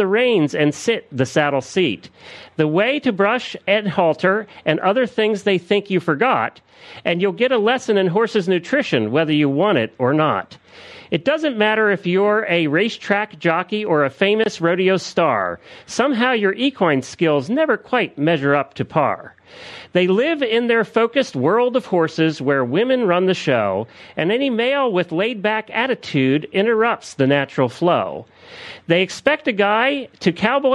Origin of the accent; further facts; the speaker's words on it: Lancaster County, Pennsylvania, United States; I grew up in Lancaster County, Pennsylvania, where the Amish are